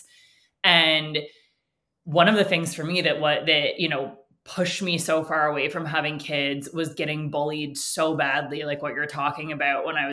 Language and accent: English; Canada; first language English; I also was born into an upper middle class family, English as my first language. I'm, you know, tall, white in Canada